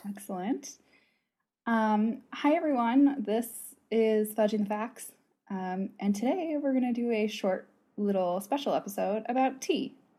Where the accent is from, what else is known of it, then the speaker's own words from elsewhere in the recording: United States; accent: American; my American accent